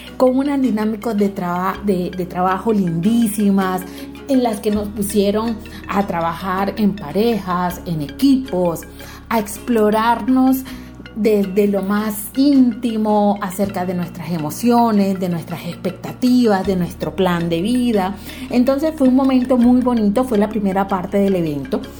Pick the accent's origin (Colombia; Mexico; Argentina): Colombia; Magdalena; soy de Siberia, la Sierra Nevada de Santa Marta